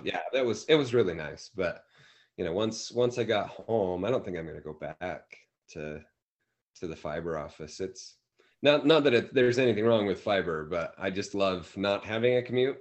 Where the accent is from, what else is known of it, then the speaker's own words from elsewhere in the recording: Davis County, Utah, United States; moved away as an adult; also born or lived in Saratoga Springs, Utah / Sunnyvale, California / Santa Clara, California; now in Provo, United States; both my wife and I grew up in Davis County, kind of the okay. North Salt Lake, Bountiful, yeah. Woods Cross